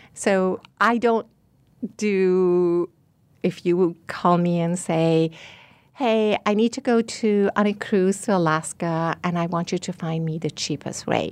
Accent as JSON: {"language": "English", "country": "Iran", "also_born_or_lived": "Rochester", "moved": "yes", "lives_now": "Scottsdale, United States", "said": "I'm from Iran"}